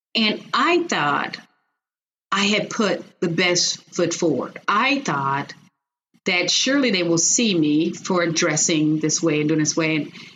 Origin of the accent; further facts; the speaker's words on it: Chicago, Illinois, United States; moved away as an adult; now in Texas, United States; I'm originally from Chicago. So I was born and raised in Chicago